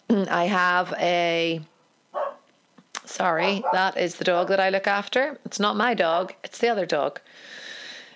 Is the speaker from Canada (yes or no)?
no; Ireland; I'm an Irish painter